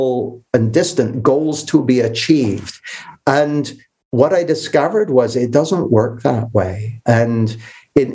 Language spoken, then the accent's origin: English; Canada; moved away as an adult; now in United Kingdom; I grew up in Canada, which is where I got this accent. I moved to the UK when I was 20